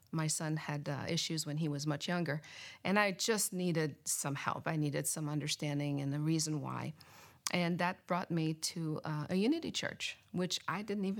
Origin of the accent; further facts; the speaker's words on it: Canada; now in Gaithersburg, United States; I grew up in Canada